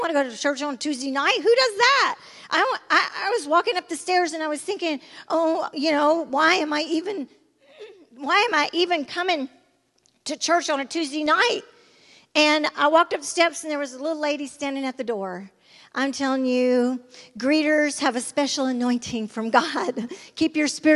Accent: Sylacauga, Alabama, United States; also born or lived in Birmingham, Alabama; I was raised in Sylacauga, and then we came to Birmingham where my Nana lived

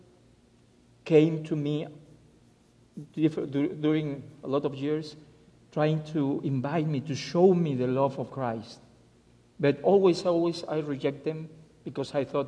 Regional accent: Mexico City, Mexico; English is a second language; moved away as an adult; also born or lived in Guadalajara; now in Alabama, United States; I was born and raised in Mexico City

